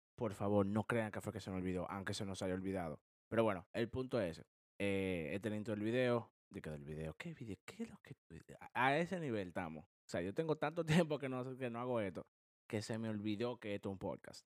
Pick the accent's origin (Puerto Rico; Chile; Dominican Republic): Dominican Republic; now in United States; nosotros los cuatro, somos dominicanos